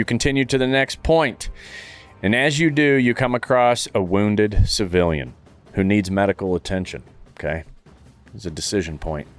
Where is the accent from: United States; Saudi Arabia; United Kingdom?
Saudi Arabia; You know I grew up in Saudi